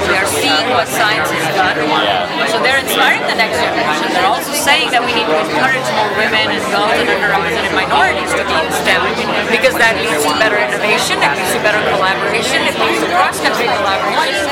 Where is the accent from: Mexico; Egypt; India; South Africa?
India; moved away; I came as an immigrant from India